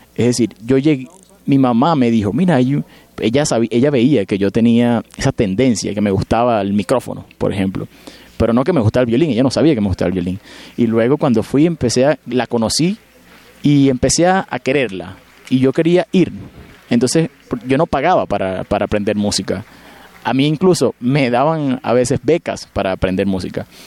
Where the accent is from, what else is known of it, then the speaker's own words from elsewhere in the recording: Venezuela; moved away; yo me siento muy feliz y muy afortunado de haber nacido y crecido en Venezuela